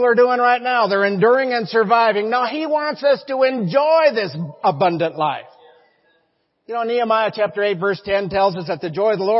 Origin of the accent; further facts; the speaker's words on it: Montana, United States; We're from Montana, not West Virginia